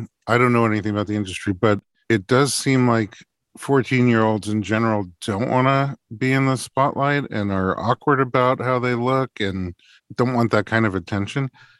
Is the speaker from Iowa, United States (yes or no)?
no; New York City, New York, United States; also born or lived in Atlanta / Lincoln, Nebraska; Well, I grew up in New York City, and then we moved to Atlanta, which I bet is like the opposite of what happened to you. And then we went from there to Lincoln, Nebraska.